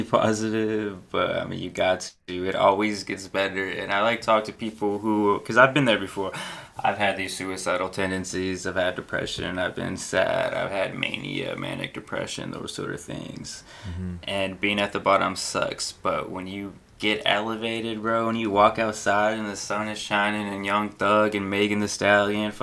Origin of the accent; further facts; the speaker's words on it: Visalia, California, United States; moved away as an adult; also born or lived in Oregon / Fresno, California / New York; I was born in the 559, fucking from 0 to 18, I was there, went to Oregon, and then moved back to Fresno, which is like 45 minutes away from Visalia, my hometown